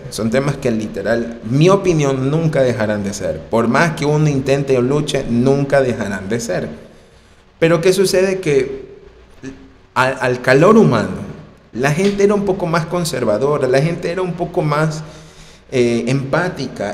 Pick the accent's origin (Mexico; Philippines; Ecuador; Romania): Ecuador; En mi país, personalmente yo, en Ecuador